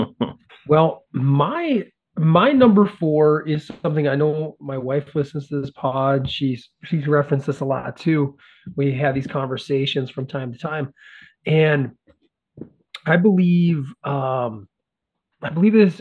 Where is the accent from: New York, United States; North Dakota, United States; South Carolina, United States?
North Dakota, United States; Carrington; when I was a young fat kid growing up in North Dakota